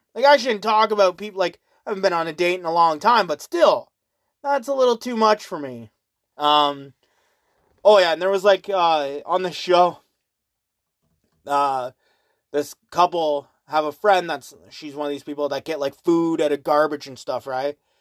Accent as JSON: {"language": "English", "country": "Canada", "said": "I always say Canada"}